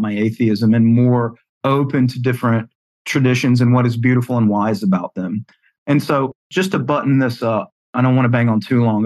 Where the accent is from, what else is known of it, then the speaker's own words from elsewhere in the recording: the South, United States; accent: Southern; I was raised in the South. You can hear it from my accent